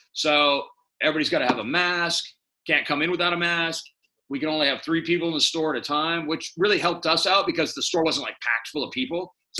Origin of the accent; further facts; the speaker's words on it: San Francisco, California, United States; I was born here 55 years ago. It's not the same city, but it is. And what I love about San Francisco, it is still fucking San Francisco.